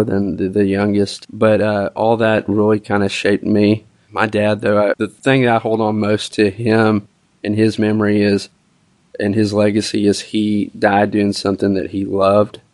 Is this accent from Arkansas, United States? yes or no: yes; Little Rock, Arkansas, United States; I grew up here in Little Rock.